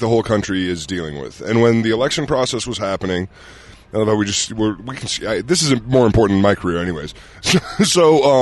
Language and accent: English; Utah, United States; moved away; as a kid growing up here